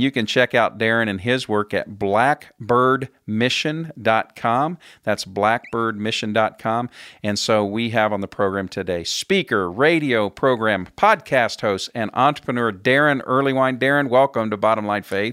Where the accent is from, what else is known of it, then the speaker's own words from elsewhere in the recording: Indianapolis, Indiana, United States; my hometown of Indianapolis, Indiana